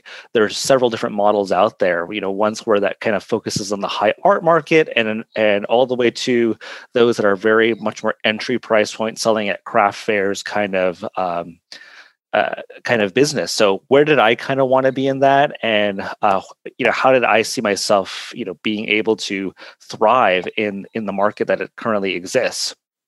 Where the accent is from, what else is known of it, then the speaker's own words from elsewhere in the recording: Southwest, United States; Well, so I'm originally from the Southwest of the United States, and my background is Navajo, which is one of the several hundred Native American tribes that are still thriving here in this country.